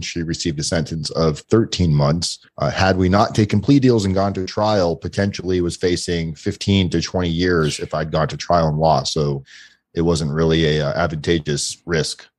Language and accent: English; South Florida, United States; I grew up in South Florida